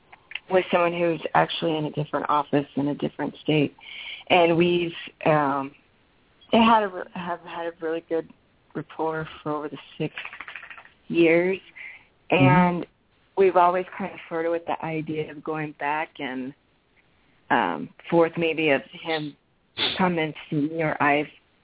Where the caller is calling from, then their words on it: Phoenix, Arizona, United States; From Phoenix.